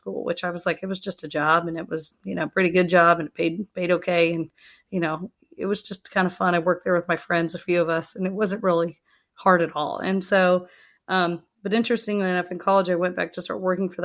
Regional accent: Tampa, Florida, United States; also born or lived in Michigan; I grew up in the Tampa Bay area

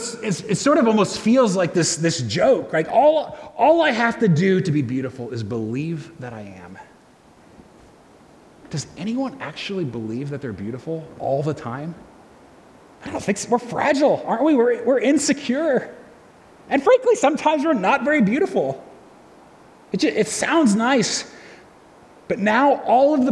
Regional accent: United States; I'm an American, I'm white, I'm male

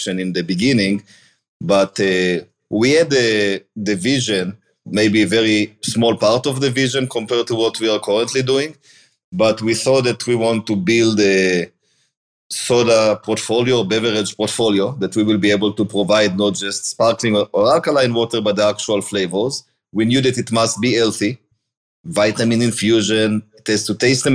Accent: Israel; moved away as an adult; now in Cleveland, United States; born in Israel. I moved to the US in 2011

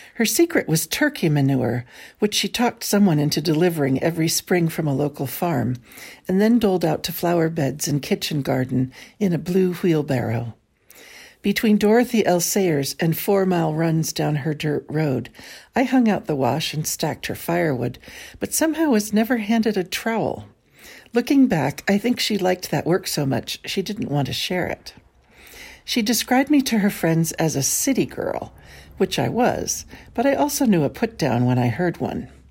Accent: San Francisco, California, United States; Born and raised in San Francisco

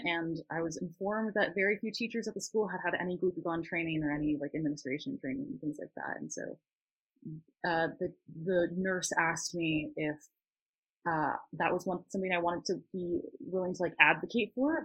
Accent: Northern California, United States; moved away as an adult; now in Southern California, United States; I grew up in Northern California and um, I'm now going to school in SoCal

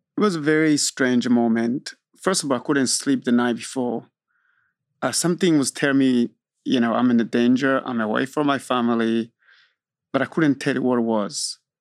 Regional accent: Burundi; now in Austin, United States; I am from Burundi. Burundi is a small country in East Africa

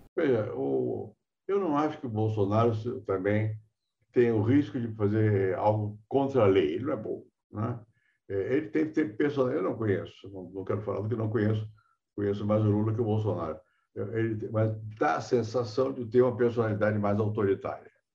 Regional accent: Rio de Janeiro, Brazil; now in São Paulo, Brazil; eu nasci no Rio, mas sou Sou paulista de coração

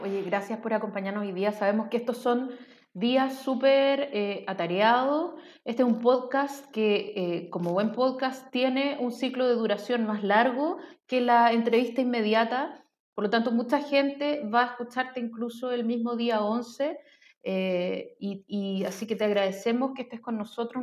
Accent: Chile; lo que somos como identidad chilena

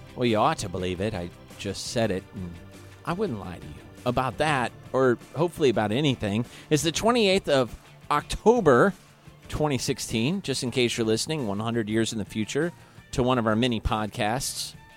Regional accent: Kansas City, Missouri, United States; now in Guam; I'm from Kansas City, Missouri

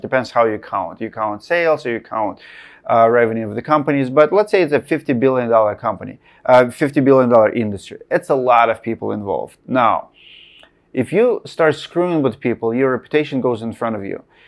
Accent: Russia; moved away; I'm from Russia

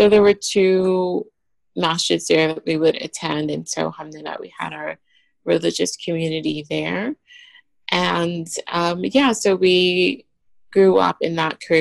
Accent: New York City, New York, United States; I grew up in Brooklyn, New York, East Flatbush

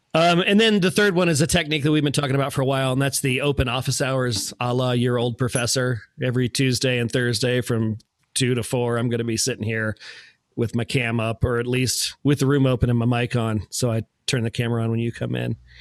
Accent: Manassas, Virginia, United States; I grew up in Manassas

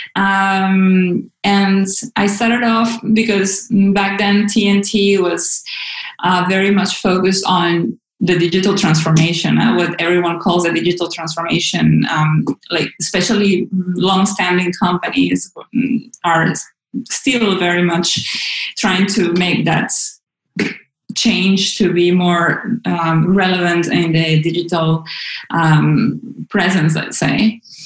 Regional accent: Caracas, Capital District, Venezuela; moved away as an adult; also born or lived in Groningen, Netherlands; now in Amsterdam, Netherlands; I am from Venezuela. I was born and raised in Caracas

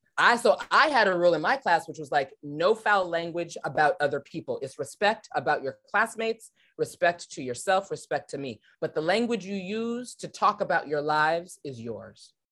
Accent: Los Angeles, California, United States; I was born and raised in Los Angeles, California, around the T V and film industry

